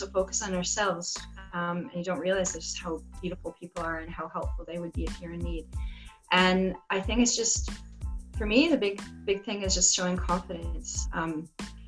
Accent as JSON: {"language": "English", "country": "Canada", "said": "in Canada too, we have the French section"}